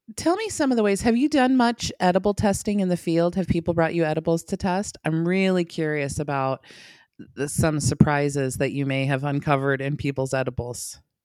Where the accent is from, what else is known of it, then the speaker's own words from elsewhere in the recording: West Coast, United States; I'm from the West Coast